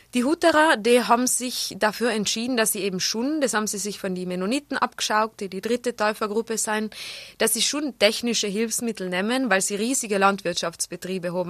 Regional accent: South Tyrol, Trentino-Alto Adige, Italy; accent: South Tyrolean dialect; also born or lived in Innsbruck, Austria; Schotekrapflern heißen die bei uns im Pustertal

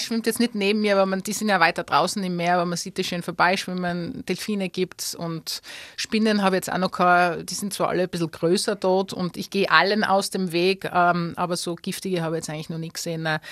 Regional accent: Tyrol, Austria; moved away as an adult; now in Australia; ich bin Tirolerin, ich bin die Österreicherin, ich bin Europäerin

